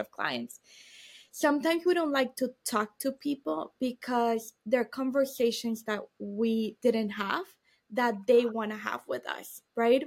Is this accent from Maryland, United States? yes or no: no; Miami, Florida, United States; I was born in Miami